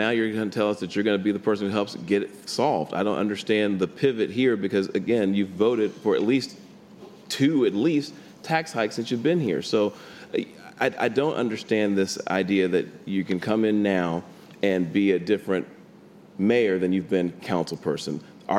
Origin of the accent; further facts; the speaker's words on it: Dallas, Texas, United States; I was born and raised in some very tough circumstances. I grew up in West Dallas, one of the toughest parts of the city.